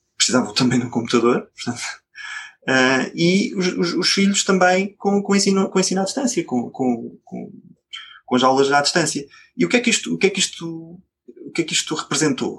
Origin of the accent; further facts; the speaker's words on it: Coimbra, Centro, Portugal; eu sou de Coimbra